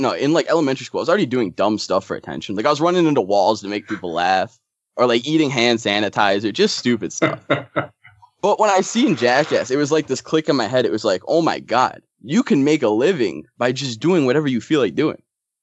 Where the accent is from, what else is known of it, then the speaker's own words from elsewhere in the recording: Germantown, Wisconsin, United States; I grew up in Germantown, Wisconsin, which is just so boring.